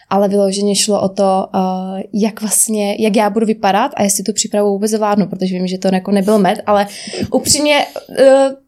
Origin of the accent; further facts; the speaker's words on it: Rožnov pod Radhoštěm, Zlín Region, Czechia; also born or lived in Prague; je mi 27 roku, pocházím z Rožnova a teď se momentálně nacházím v Praze